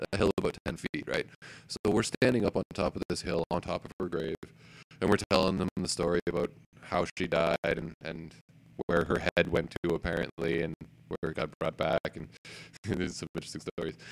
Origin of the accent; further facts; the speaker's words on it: Elmwood, Ontario, Canada; I grew up in Elmwood.